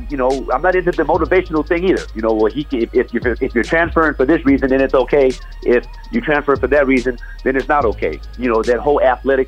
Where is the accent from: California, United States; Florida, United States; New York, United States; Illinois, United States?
California, United States; Los Angeles; I lived on 7th Avenue Vernon, grew up there, went to Crenshaw